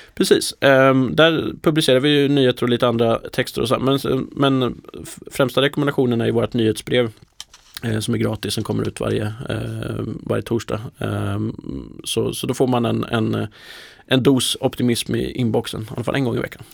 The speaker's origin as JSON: {"language": "Swedish", "region": "Närke", "country": "Sweden", "tie": "born or raised there", "moved": "yes", "said": "Jag är från Närke från början"}